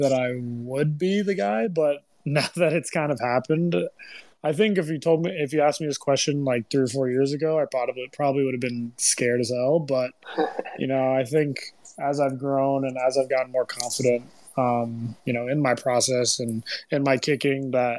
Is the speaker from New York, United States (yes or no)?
yes; New York City, New York, United States; moved away as an adult; also born or lived in Austin; now in Chicago, United States; I'm from New York City